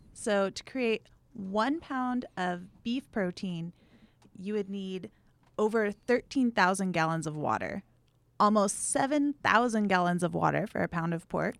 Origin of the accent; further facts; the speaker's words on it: Big Island of Hawaii, United States; moved away; I'm from the Big Island of Hawaii, hmm. so we've been ranching cattle there. I think for six generations.